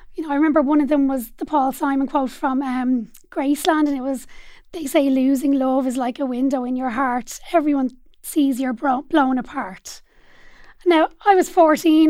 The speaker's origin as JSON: {"language": "English", "town": "Dublin", "region": "Leinster", "country": "Ireland", "tie": "born or raised there", "said": "I grew up in Dublin eight as well on a little road called Ross Road"}